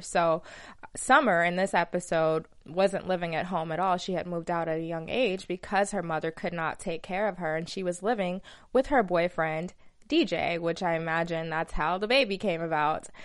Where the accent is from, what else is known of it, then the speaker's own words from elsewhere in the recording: Alabama, United States; accent: southern; moved away; I'm from Alabama